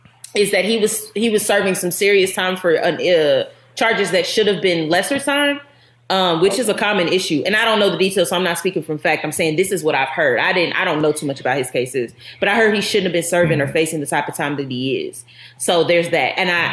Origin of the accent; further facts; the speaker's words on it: Kansas City, Missouri, United States; I'm born and raised in Kansas City.